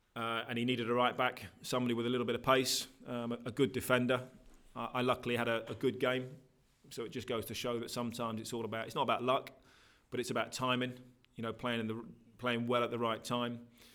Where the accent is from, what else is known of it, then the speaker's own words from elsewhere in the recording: Norwich, East of England, United Kingdom; I was 11 years old. I was at Norwich at the time, living in Norwich. That's my hometown.